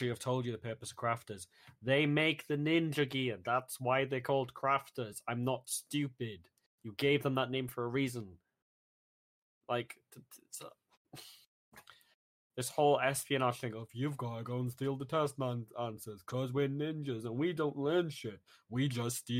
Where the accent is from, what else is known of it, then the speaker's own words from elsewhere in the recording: United Kingdom; as a British citizen